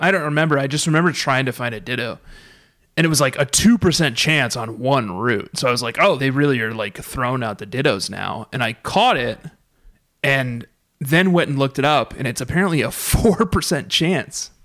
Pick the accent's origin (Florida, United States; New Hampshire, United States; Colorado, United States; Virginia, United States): Colorado, United States; Fort Collins; in my hometown of Fort Collins, Colorado